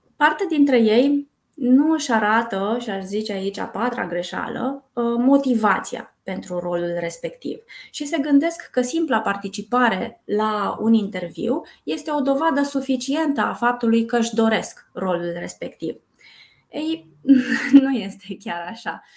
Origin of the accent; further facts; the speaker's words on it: Brașov, Brașov County, Romania; moved away as an adult; now in Bucharest, Romania; Eu sunt din Brașov, Uh, de fel. M-am mutat în București acum 19 ani